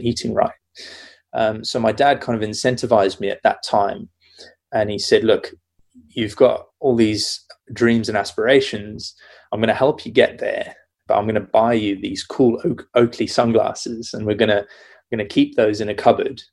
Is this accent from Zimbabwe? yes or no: yes; Zimbabwe; I grew up in Zimbabwe